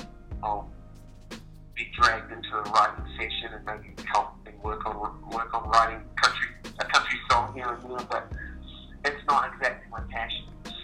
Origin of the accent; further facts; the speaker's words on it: Auckland, New Zealand; moved away as an adult; now in Nashville, United States; I am from Auckland City, which is in the North Island. It's a city in New Zealand. It's very much a harbour city, two harbours, so lots of sailboats, lots of beaches